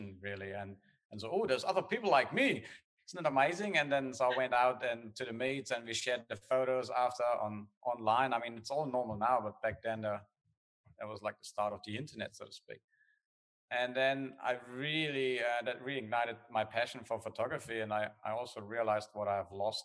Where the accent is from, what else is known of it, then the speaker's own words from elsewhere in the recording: Germany; accent: German; English is a second language; moved away as an adult; also born or lived in Australia; now in Perth, Australia; I come from Germany. That's where the accent is. I moved to Australia, I think I was 25.